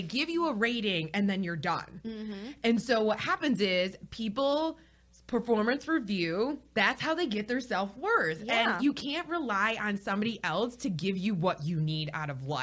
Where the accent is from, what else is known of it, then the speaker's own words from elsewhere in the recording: Michigan, United States; moved away as an adult; now in Charlotte, United States; I'm from Michigan